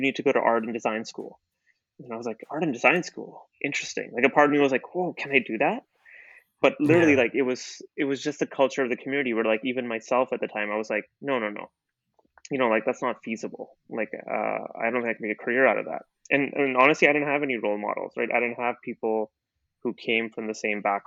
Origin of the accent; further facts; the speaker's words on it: Calgary, Alberta, Canada; also born or lived in India / Middle East; I grew up in Calgary, Alberta